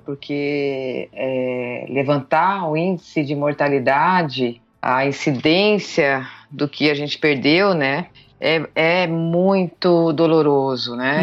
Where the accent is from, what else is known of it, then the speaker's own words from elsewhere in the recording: Brazil; que eu sou pantaneira de coração, né? Como eu falo, criada na região